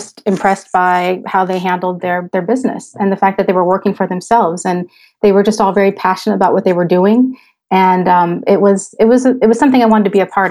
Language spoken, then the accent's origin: English; United States; moved away as an adult; now in Switzerland; I'm an American expat living in Switzerland. My husband and I moved here almost 5 years ago with our children